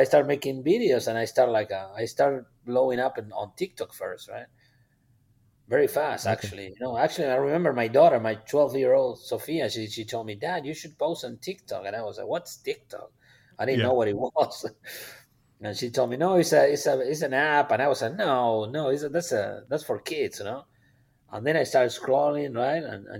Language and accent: English; Argentina; now in Texas, United States; When I talk to my friends in Argentina, I talk about Texas, and I'm proud of Texas, and I feel part of Texas.